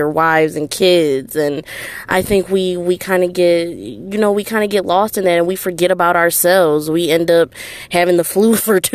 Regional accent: Detroit, Michigan, United States; I'm from Detroit, Michigan

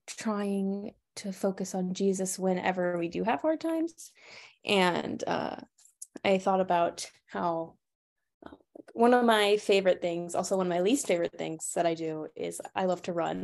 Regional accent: Monroe, Louisiana, United States; moved away as an adult; now in North Carolina, United States; I am from Monroe, Louisiana

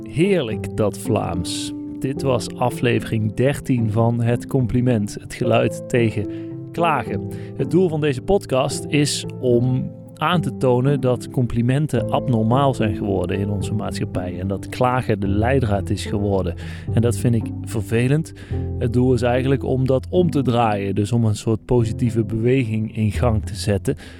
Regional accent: Netherlands; misschien hoort u het aan mijn accent. Ik kom uit Nederland

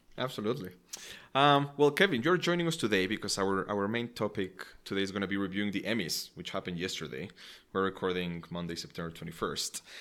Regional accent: Mexico; moved away; growing up in Mexico

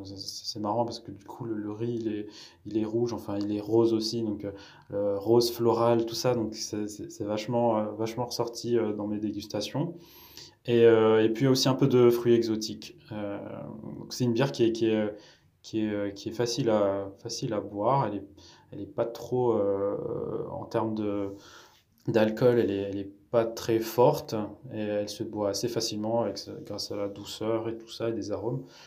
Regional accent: Madagascar; moved away as an adult; also born or lived in Bordeaux region, France; now in France; Je suis originaire de Madagascar, donc j'y suis né, j'y ai vécu 20 ans.

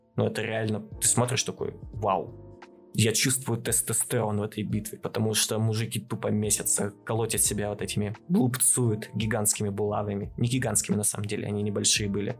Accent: Chelyabinsk Oblast, Russia; я как челябинец

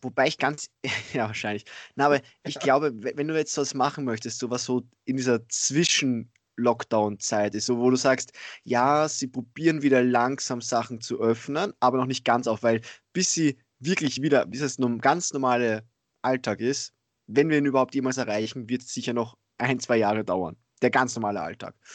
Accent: Austria; bei uns in Österreich

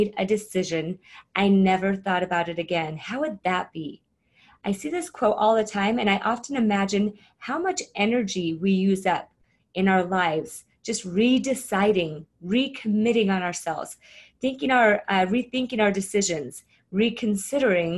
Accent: Arizona, United States; I grew up in Arizona

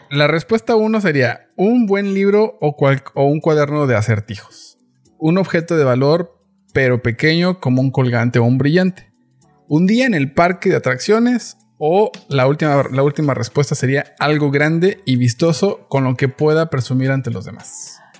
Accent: Mexico City, Mexico; Soy chilango.

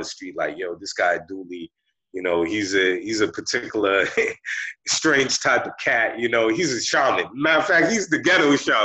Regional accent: Boston, Massachusetts, United States; I came from the hood, you know, I grew up in Roxbury

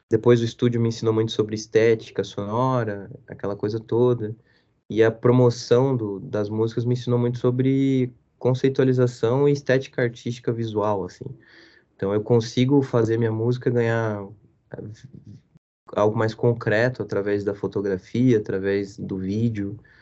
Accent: Curitiba, Paraná, Brazil; eu cresci aqui em Curitiba

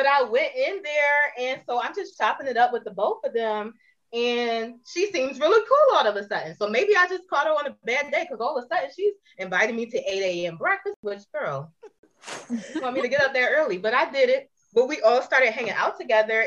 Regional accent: Philadelphia, Pennsylvania, United States

